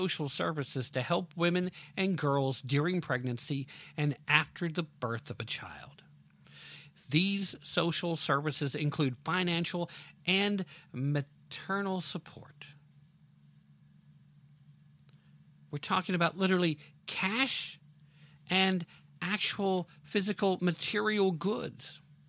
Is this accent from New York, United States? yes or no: no; Tennessee, United States; In Tennessee, well, that's where I am. And so, yeah, here we are, guys. What are you doing here in my home state?